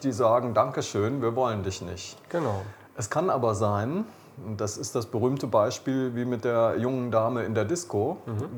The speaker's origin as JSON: {"language": "German", "region": "Rhineland", "country": "Germany", "said": "ich bin Rheinländer"}